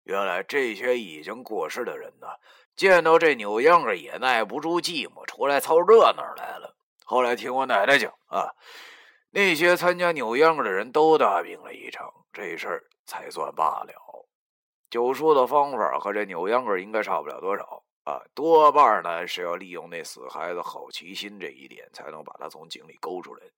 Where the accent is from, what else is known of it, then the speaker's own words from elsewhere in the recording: Longjiang, Heilongjiang, China; 就像我的家乡龙江，龙江人出了名的虎，没办法，因为穷啊。贫穷导致了我们的彪悍，当然还有朴实不装假。